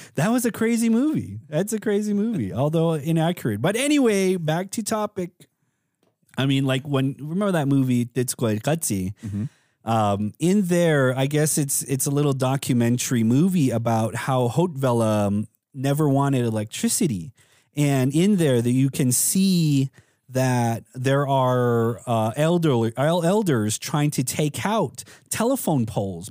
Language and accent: English; Tuba City, Arizona, United States; when I was growing up in Tuba City